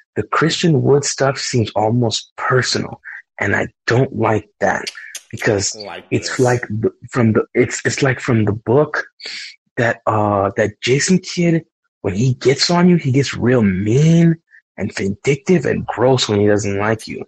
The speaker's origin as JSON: {"language": "English", "region": "New York", "country": "United States", "tie": "born or raised there", "said": "I grew up in New York"}